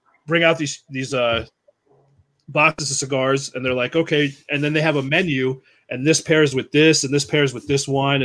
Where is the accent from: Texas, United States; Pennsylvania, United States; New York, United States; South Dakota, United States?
New York, United States; Long Island; I grew up on Long Island.